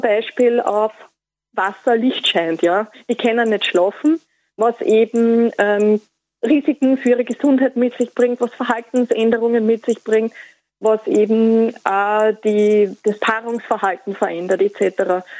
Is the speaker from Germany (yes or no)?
no; Austria; bei uns in Österreich